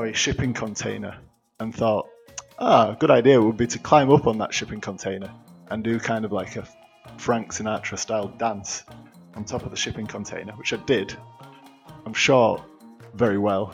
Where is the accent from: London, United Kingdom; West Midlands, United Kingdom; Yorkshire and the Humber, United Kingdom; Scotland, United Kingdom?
Yorkshire and the Humber, United Kingdom; I'm being from Yorkshire